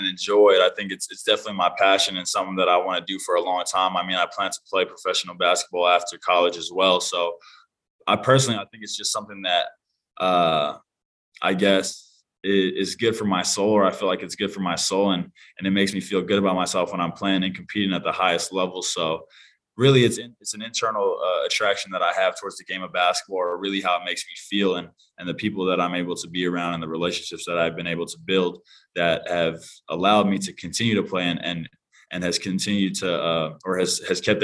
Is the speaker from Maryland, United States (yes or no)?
no; Utqiagvik, Alaska, United States; also born or lived in Portland / Austin, Texas; now in Oahu, Hawaii, United States; in a small town on the very top of Alaska, known as Utqiagvik, Alaska, which is a small village of around 4,500 people. And that's where I was born and raised